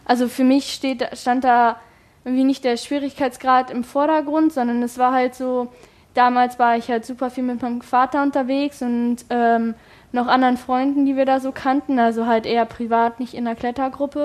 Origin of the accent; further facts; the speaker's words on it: Hildesheim, Lower Saxony, Germany; now in Hanover, Germany; bei uns in Hildesheim